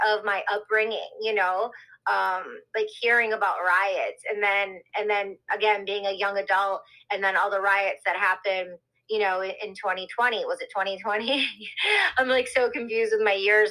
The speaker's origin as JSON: {"language": "English", "town": "Detroit", "region": "Michigan", "country": "United States", "tie": "born or raised there", "also_born_or_lived": "Hollywood", "moved": "yes", "said": "me growing up in Detroit, listening to Motown"}